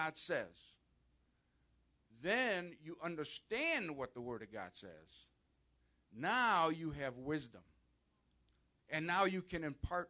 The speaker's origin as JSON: {"language": "English", "area": "outside of Chicago", "region": "Illinois", "country": "United States", "tie": "born or raised there", "said": "I was born and raised outside of Chicago, Catholic."}